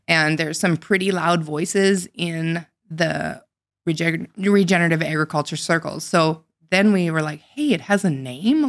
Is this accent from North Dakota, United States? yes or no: yes; North Dakota, United States; I grew up in North Dakota, but not on a farm.